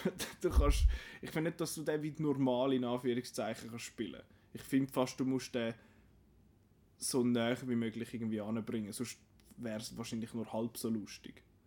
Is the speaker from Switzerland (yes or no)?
yes; Switzerland; bei uns in der Schweiz